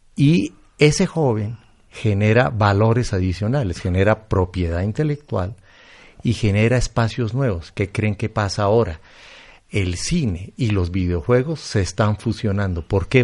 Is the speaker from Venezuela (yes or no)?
no; Colombia; yo soy colombiano